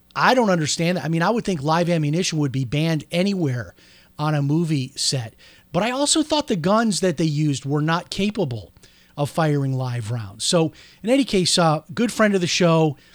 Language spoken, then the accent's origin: English; outside of Chicago, Illinois, United States; now in Florida, United States; growing up outside of Chicago